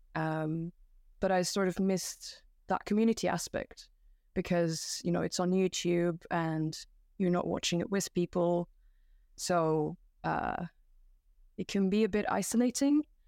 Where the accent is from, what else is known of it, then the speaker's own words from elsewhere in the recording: Belgium; also born or lived in United Kingdom; now in Japan; I'm from Belgium